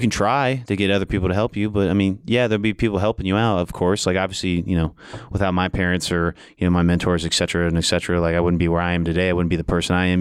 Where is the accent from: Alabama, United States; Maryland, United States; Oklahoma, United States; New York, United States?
Maryland, United States; moved away as an adult; also born or lived in Iowa; I was born and raised in Maryland